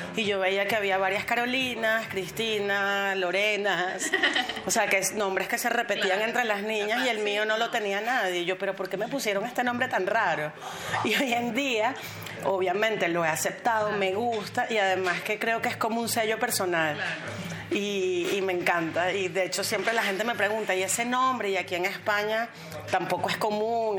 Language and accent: Spanish; Caracas, Capital District, Venezuela; moved away as an adult; now in Madrid, Spain; soy de Caracas, Venezuela